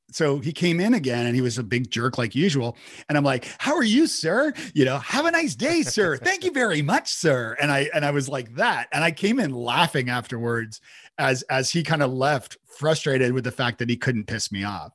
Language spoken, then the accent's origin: English; Toronto, Ontario, Canada; moved away as an adult; now in Nashville, United States; I'm from Toronto originally, and I moved to Nashville